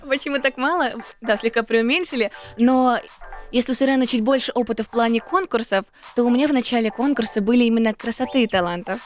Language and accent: Russian; Almaty, Kazakhstan; moved away as an adult; also born or lived in Moscow; Я родилась в Алматы